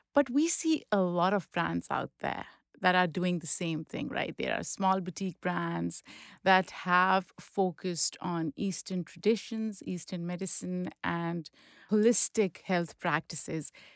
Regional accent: Pakistan; moved away; I grew up in Pakistan

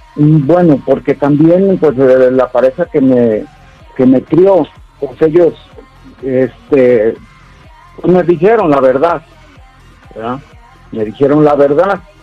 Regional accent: Jalisco, Mexico; moved away; soy de, de Jalisco

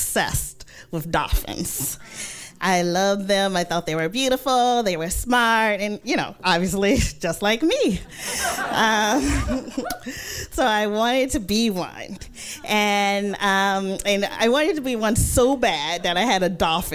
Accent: Mississippi, United States; moved away as an adult; also born or lived in New York City; now in New York, United States; I'm from Mississippi. I'm the youngest of five children

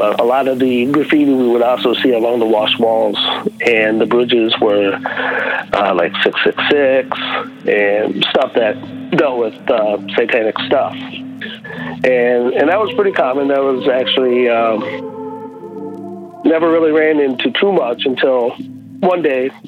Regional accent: Tucson, Arizona, United States; moved away; originally from Arizona. I was born and raised in Tucson.

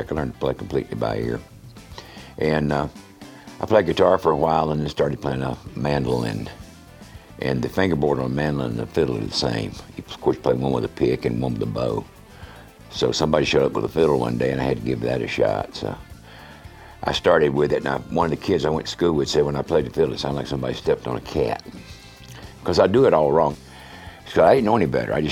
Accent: Valdosta, Georgia, United States; also born or lived in Wilmington, North Carolina / South Carolina; I was born in Wilmington, North Carolina, and uh, I had gone to first grade all of two weeks when my dad changed jobs, and we moved to Valdosta, Georgia. Uh, I lived in North Carolina, South Carolina, and in in Georgia in my formative years.

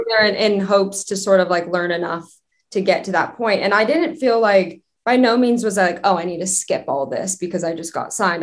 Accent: Westlake Village, California, United States; also born or lived in North Hollywood, Los Angeles; I grew up in the suburbs about 30 minutes from Los Angeles in a town called Westlake Village

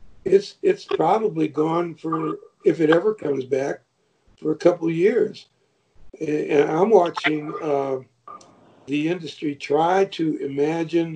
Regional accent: Michigan, United States; moved away as an adult; now in Georgia, United States; I'm from Michigan, spent my whole life there

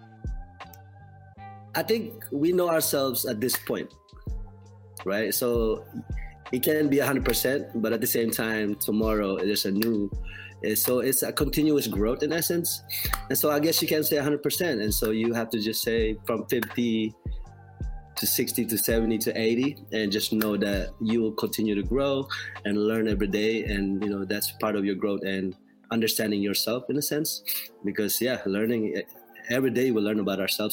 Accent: Philippines; moved away; I grew up in the Philippines in poverty along the Riles in the shantytown.

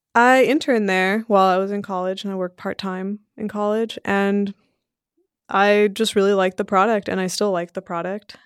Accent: Sunnyvale, California, United States; English is a second language; also born or lived in Belgium / Portugal; we moved to Sunnyvale, California when I was five years old

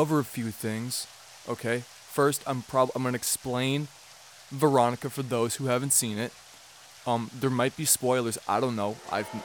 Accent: United States; I'm American and I can't speak Spanish

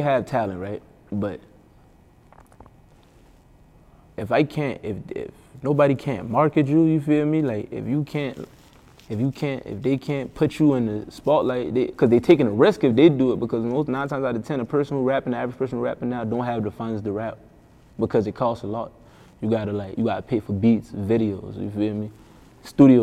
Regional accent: Charleston, South Carolina, United States; I'm from Charleston

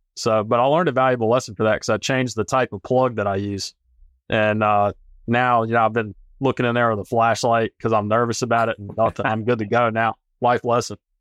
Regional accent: North Carolina, United States; also born or lived in Colorado; I'm from North Carolina originally

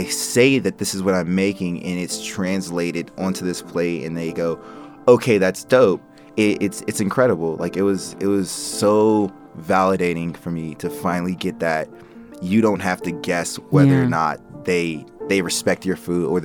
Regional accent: North Carolina, United States; now in Denver, United States; I was from North Carolina

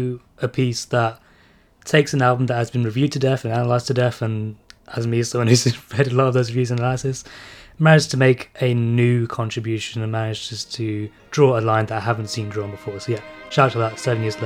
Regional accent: India; you know, I'm barely a fan of musicals, despite being Indian.

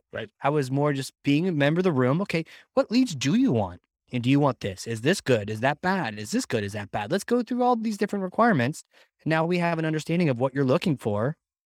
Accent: Virginia, United States; now in New Hampshire, United States

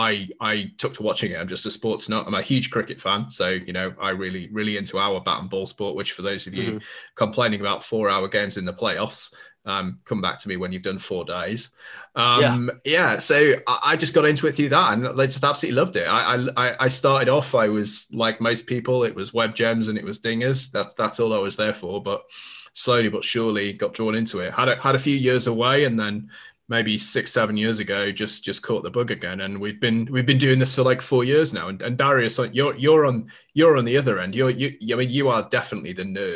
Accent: Cumbria, North West England, United Kingdom; accent: Cumbrian

